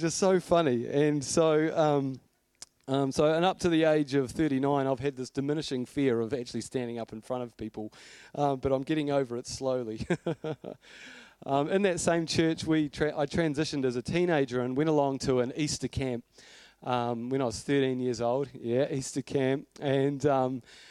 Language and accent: English; Blenheim, Marlborough, New Zealand; I grew up in Blenheim, and my parents were pretty cool people